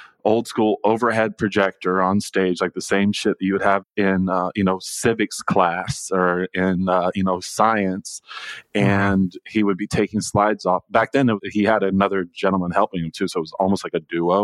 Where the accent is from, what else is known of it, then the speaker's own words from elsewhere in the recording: Virginia, United States; moved away as an adult; also born or lived in New York City / Portland, Oregon / Arcata, California; now in Los Angeles, United States; I grew up in Virginia